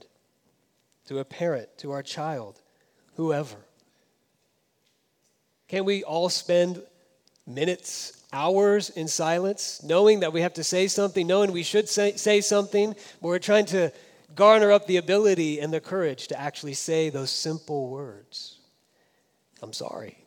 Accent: Florida, United States; now in California, United States; I grew up in Florida

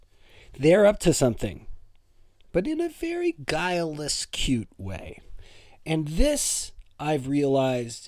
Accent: Toronto, Ontario, Canada; We're both from Toronto.

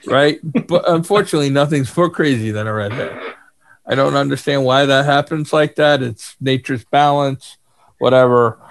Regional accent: New York, United States; I'm from New York

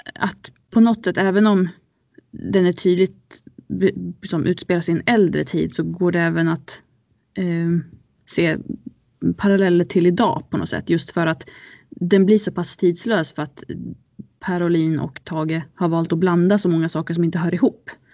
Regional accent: Ludvika, Dalarna County, Sweden; jag är uppvuxen i Ludvika med mina föräldrar från Sollefteå

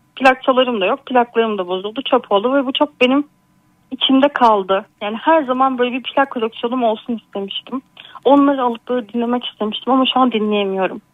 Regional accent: Bursa, Turkey; 30 yaşındayım. Bursalıyım.

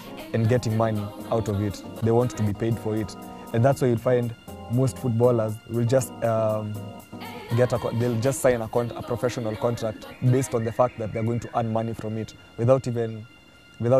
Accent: Nairobi, Kenya; I'm from Nairobi, born and bred.

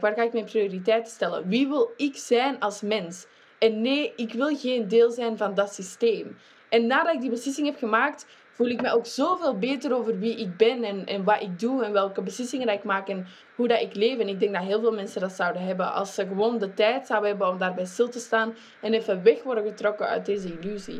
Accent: Flanders, Belgium; in België, ik ben een Vlaming

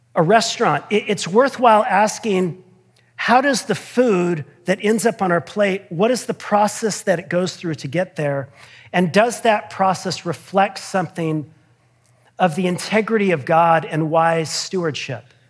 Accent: United States; I'm trained and habituated as an American

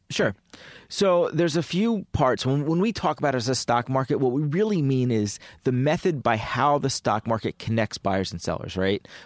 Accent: Penn Valley, Pennsylvania, United States; I grew up in the suburbs. I um, actually grew up in um, in a town called Penn Valley, which is um, my high school was right down the street from Lower Merion High School

